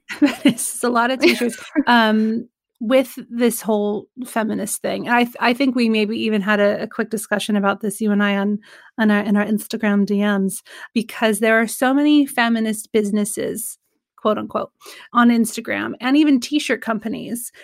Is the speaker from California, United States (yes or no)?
yes; Sacramento, California, United States; I'm from Sacramento